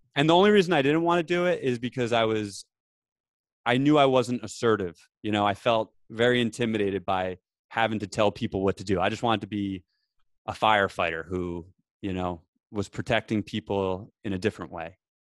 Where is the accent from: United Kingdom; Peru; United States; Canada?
United States; New Jersey; I grew up in New Jersey